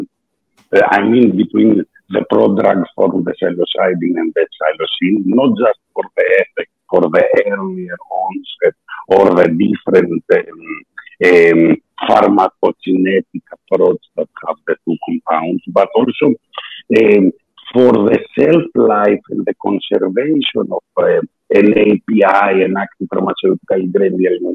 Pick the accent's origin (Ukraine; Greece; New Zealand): Greece; English is a second language; my accent, because I'm Greek, and a little bit my status of English, because I'm more natural Italian and Spanish speaker.